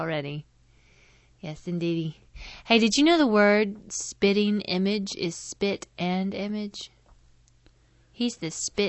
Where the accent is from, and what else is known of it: the South, United States